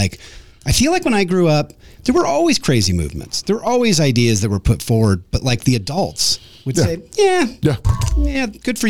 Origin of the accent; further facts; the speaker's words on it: Nashville, Tennessee, United States; I'm from Nashville.